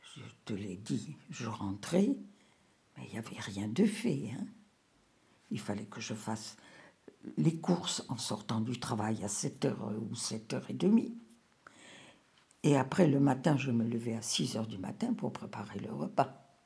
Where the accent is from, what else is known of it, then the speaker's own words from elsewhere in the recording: Rabat, Rabat-Salé-Kénitra, Morocco; moved away as an adult; now in France; Je suis née au Maroc, à Rabat. J'y ai vécu jusqu'à l'âge de 30 ans.